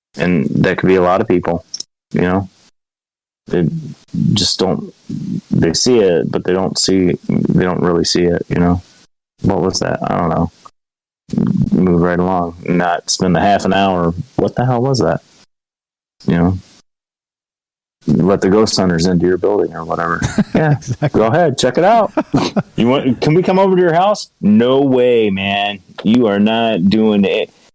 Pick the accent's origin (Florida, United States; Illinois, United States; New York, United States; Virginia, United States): New York, United States; I'm from New York